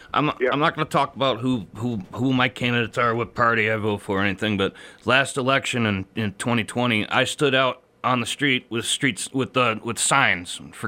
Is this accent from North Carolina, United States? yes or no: yes; North Carolina, United States; I remember growing up in North Carolina I was living with my mother at the time. I now live with my father.